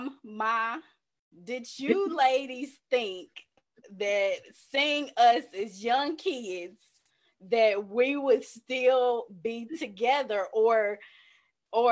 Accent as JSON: {"language": "English", "region": "the South", "country": "United States", "tie": "born or raised there", "said": "growing up in the South, these are definitely conversations we had"}